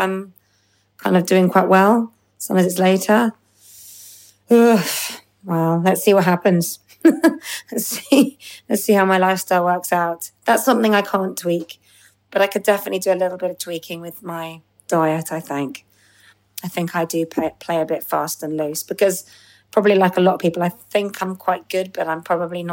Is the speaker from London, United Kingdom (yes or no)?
yes; London, United Kingdom; London on Tuesday, which is my homecoming gig, because I'm a Londoner